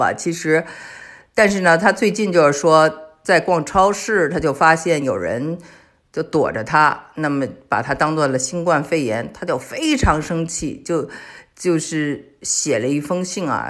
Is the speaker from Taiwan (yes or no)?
no; China; 我们中国人都有印象啊。